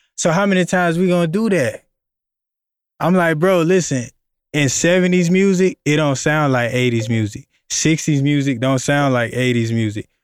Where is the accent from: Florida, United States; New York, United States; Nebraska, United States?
Florida, United States; I'm from Florida